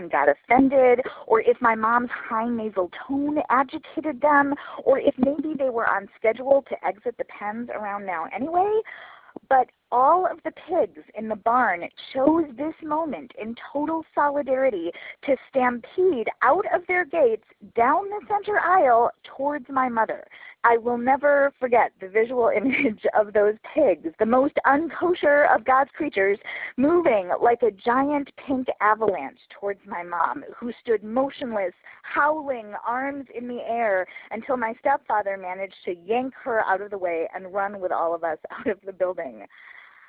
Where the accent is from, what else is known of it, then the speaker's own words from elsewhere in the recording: Milwaukee, Wisconsin, United States; now in Minneapolis, United States; I grew up in Milwaukee